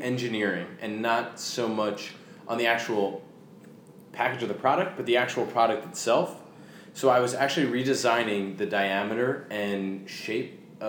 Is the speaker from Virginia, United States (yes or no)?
no; Manalapan, New Jersey, United States; moved away; I grew up in Manalapan, New Jersey.